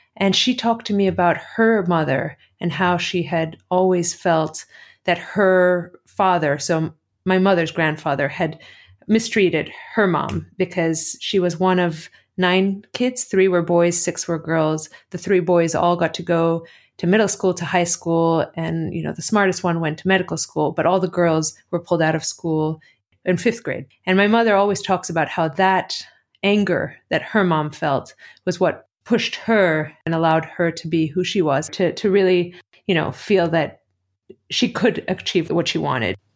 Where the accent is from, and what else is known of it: Athens, Greece; born or raised there; also born or lived in Cleveland, Ohio, United States; now in United States